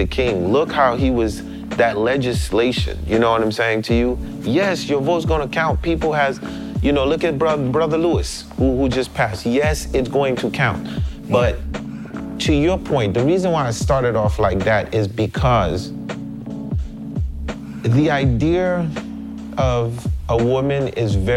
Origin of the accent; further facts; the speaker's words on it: Haiti; I'm from Haiti, next to Cuba